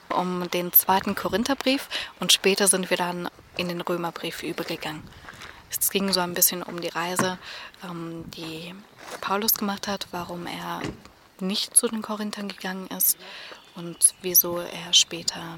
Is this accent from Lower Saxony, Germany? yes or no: no; Weßling, Bavaria, Germany; ich komme aus Wessling und ich muss mit der Bahn fahren.